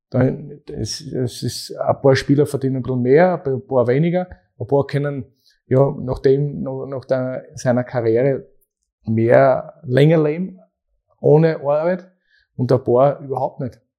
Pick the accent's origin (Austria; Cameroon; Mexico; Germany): Austria; Weil in der zweiten Bundesliga bei uns in Österreich ist auch nicht so